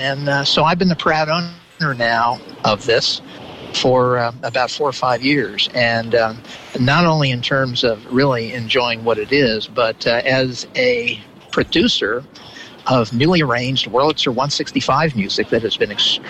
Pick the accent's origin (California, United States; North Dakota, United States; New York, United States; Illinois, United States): California, United States; Southern; about 50, 60 years ago as a youngster growing up in Southern California.